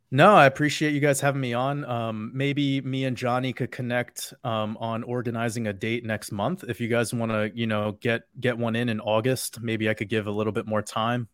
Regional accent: New York, United States; I grew up in New York with a father who was a drug addict

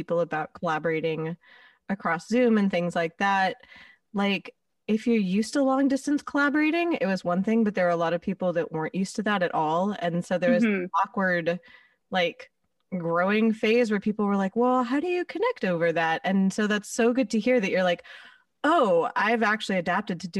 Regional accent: Los Angeles, California, United States; accent: Valley Girl; I love my hometown. I was born here

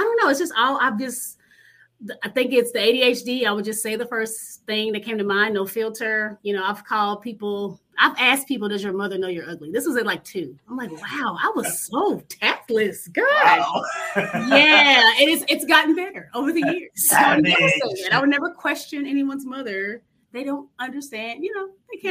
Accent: Dallas, Texas, United States; growing up in Oak Cliff, it's a lower middle class neighborhood.

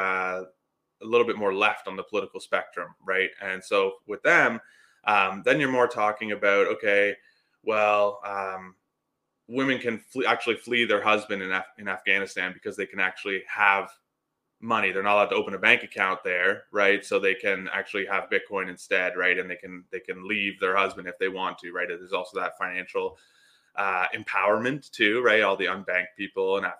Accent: Canada

